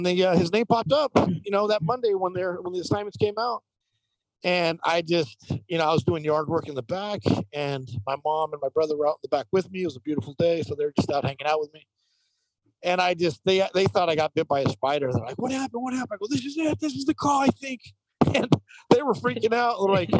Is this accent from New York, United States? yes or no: no; Santa Monica, California, United States; I grew up in Santa Monica, California, which is west side of Los Angeles. And when you grow up six blocks from the ocean, across the street from your little league field, you're pretty active.